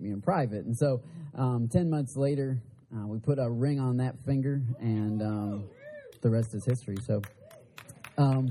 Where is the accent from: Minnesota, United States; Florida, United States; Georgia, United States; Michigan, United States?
Michigan, United States; I'm from Michigan